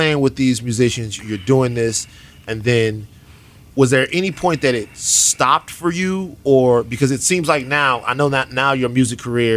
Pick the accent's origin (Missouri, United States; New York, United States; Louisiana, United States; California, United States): Louisiana, United States; Baton Rouge; I'm from Baton Rouge